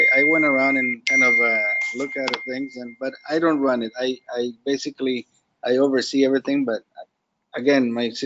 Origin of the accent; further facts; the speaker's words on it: Venezuela; now in South Florida, United States; I know empanadas because I'm from Venezuela